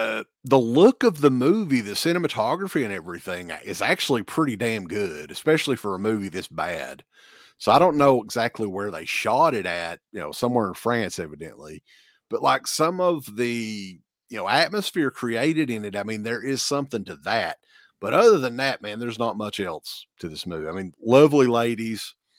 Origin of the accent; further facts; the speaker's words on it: Kentucky, United States; because I'm from Eastern Kentucky and it's expected of me, Uncle Bill.